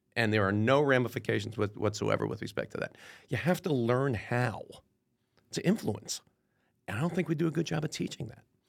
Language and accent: English; Clifton, New Jersey, United States; I grew up in uh, in Clifton, New Jersey, which is about 15 miles west of New York City